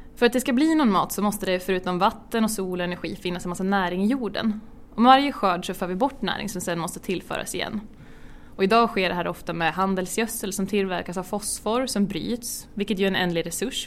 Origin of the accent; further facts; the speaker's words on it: Björk, Sweden; uppväxt i en by som heter ja, bysocken i en ännu mindre by som heter Björk